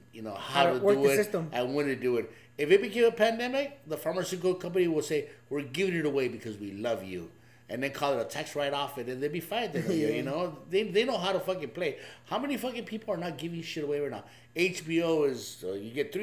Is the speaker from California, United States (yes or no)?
yes; Covina, California, United States; I'm from Covina